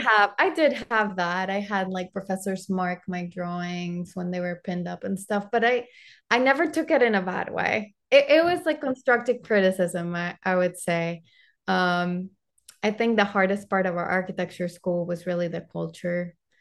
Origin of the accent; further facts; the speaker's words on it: Panama; English is a second language; also born or lived in Arkansas / Florida; now in United States; I'm originally from Panama